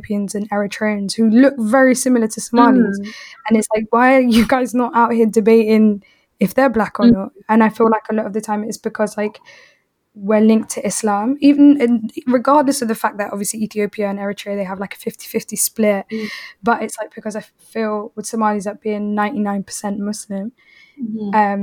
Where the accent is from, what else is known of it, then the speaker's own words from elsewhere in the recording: London, United Kingdom; having both grown up in South London